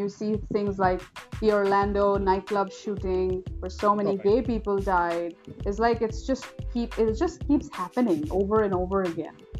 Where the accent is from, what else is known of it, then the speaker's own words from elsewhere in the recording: India; We're from India, you